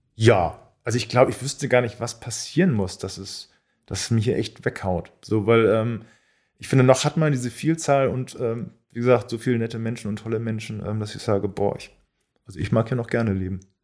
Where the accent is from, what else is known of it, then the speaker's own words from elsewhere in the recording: Quickborn, Schleswig-Holstein, Germany; also born or lived in Elbvororte, Hamburg; now in Hamburg, Germany; ich bin in Quickborn aufgewachsen, weil da so ein Vorort ist